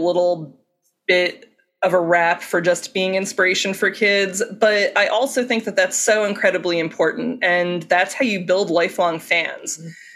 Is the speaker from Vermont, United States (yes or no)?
no; Philadelphia, Pennsylvania, United States; where I grew up in Philadelphia